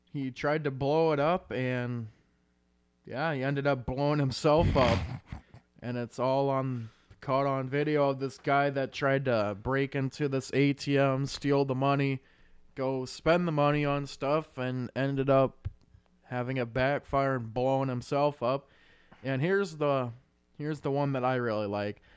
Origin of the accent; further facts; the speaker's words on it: Iowa, United States; since we're from Iowa